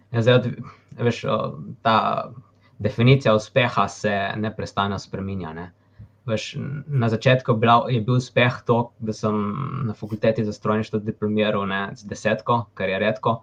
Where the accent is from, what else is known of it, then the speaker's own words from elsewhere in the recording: Slovenia; sem se rodil v Sloveniji